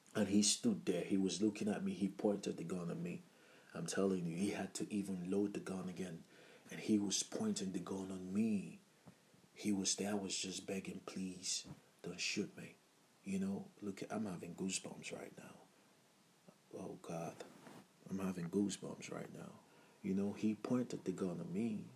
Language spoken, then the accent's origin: English; Abia, Nigeria; I'm from Nigeria and uh, from the Ibo part of Nigeria, Ibo tribe, and uh, Abia state precisely